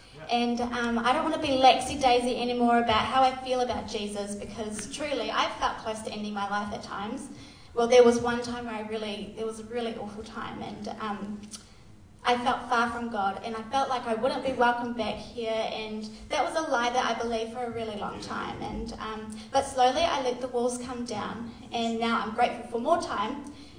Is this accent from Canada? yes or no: no; New Zealand; also born or lived in Australia; I'm actually from Australia. I grew up in New Zealand, though. Sorry if there's any Australians in here. I grew up in New Zealand, though. I've been here for about 20 years, so I feel like I'm a Kiwi now.